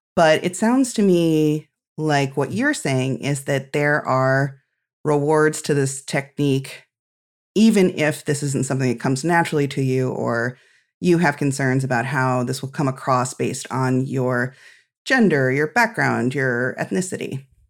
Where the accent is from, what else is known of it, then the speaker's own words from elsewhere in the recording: Midwest, United States; as a Midwesterner